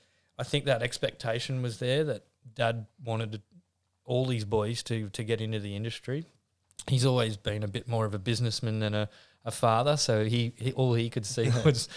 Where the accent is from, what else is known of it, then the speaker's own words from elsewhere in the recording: Newcastle, New South Wales, Australia; Yeah, played rugby league for a long time.